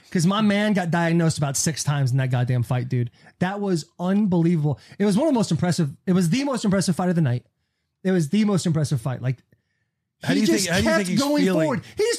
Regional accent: United States; as an American

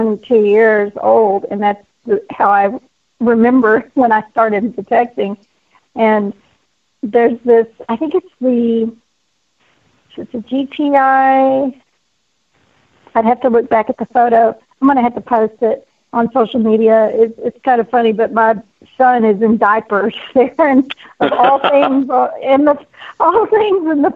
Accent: Texas, United States; born and raised in Texas and lived in Texas all my life except for one other state

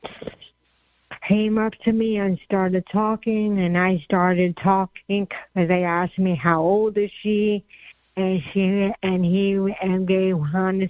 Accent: New York, United States; I'm a New Yorker

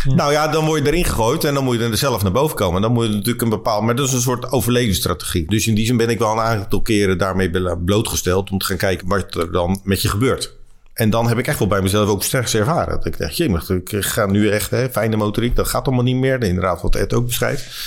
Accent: Leiden, South Holland, Netherlands; ik ben geboren in Leiden.

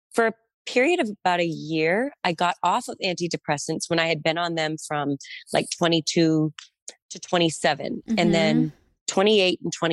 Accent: Massachusetts, United States; I'm from Massachusetts.

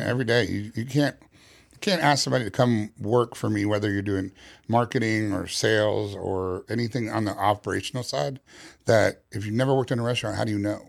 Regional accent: New York City, New York, United States; moved away; Originally, I'm from New York City

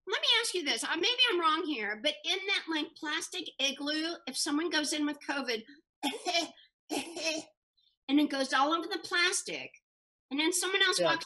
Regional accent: Indiana, United States; also born or lived in Kentucky / Boston; I was born in Kentucky, but I grew up in Indiana, and I know Indiana very well.

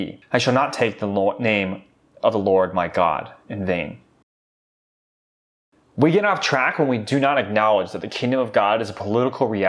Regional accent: United States; As American Christians

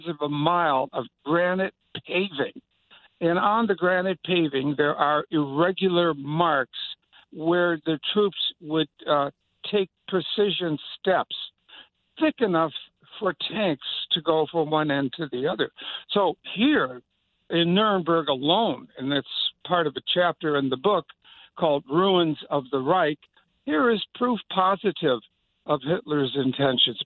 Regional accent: Chicago, Illinois, United States; I'm from Chicago

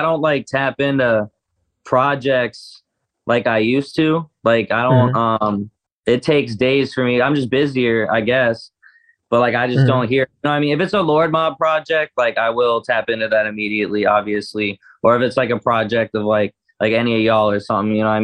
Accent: Sarasota, Florida, United States; I grew up in Sarasota, so like the Florida shit just is foreign to me

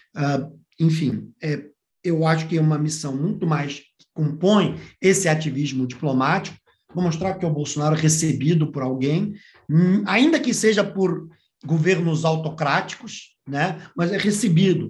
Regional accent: Brazil; como professor de relações internacionais, como brasileiro

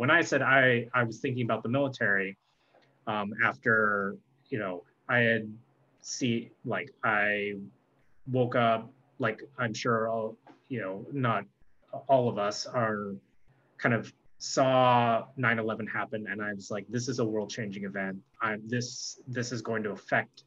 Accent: San Diego, California, United States; I grew up in San Diego

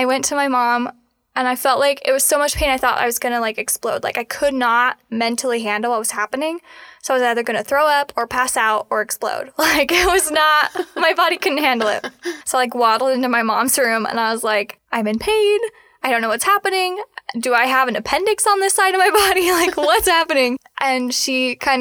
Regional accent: Salt Lake Valley, Utah, United States; I grew up in the Salt Lake Valley with two moms

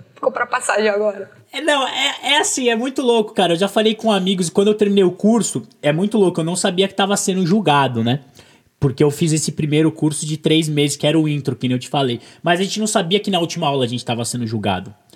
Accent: Brazil; eu sou brasileiro

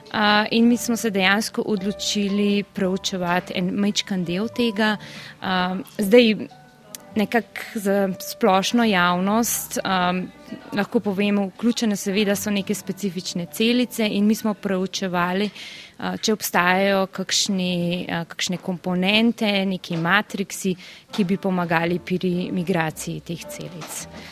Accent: Upper Carniola, Slovenia; moved away as an adult; now in Bern, Switzerland; prihajam iz Gorenske

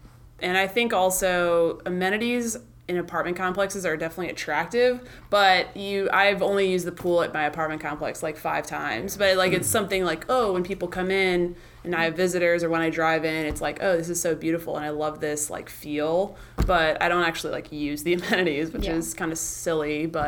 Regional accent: Midwest, United States; now in California, United States; I'm from the Midwest, and so when I came out to California, where everything is new

